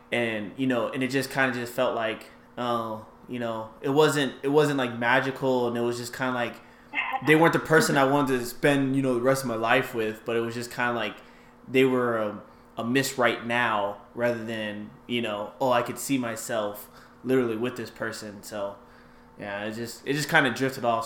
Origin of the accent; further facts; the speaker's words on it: California, United States; also born or lived in Virginia; now in Arizona, United States; I'm from California